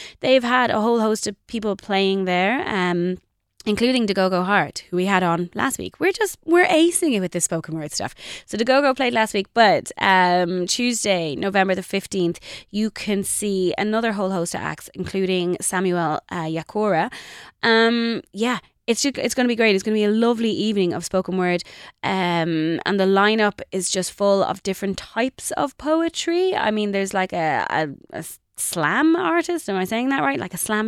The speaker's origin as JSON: {"language": "English", "country": "Ireland", "said": "I think it's part of us, isn't it, as Irish people, that we are into spoken word and that, you know, it's how we express our deep and burning desires."}